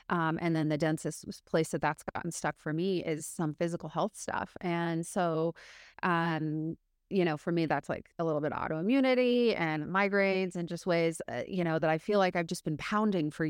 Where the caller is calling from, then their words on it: Seattle, Washington, United States; I, I am coming from Seattle Seattle, Washington in the States.